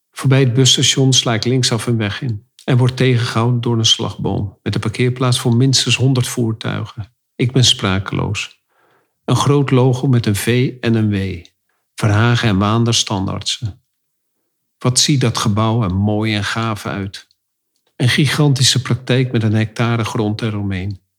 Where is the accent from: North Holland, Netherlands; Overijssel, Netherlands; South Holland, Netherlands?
North Holland, Netherlands; Amsterdam; wij als Amsterdammers denken natuurlijk dat het allemaal in Amsterdam gebeurt.